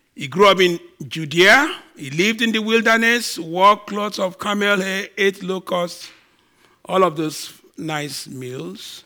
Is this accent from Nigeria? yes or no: yes; Nigeria; now in Canada; I'm a Nigerian